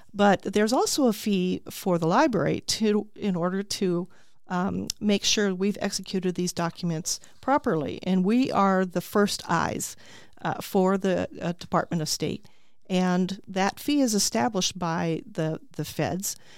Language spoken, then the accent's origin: English; Tucson, Arizona, United States; also born or lived in California; now in Peoria, United States; I grew up in Tucson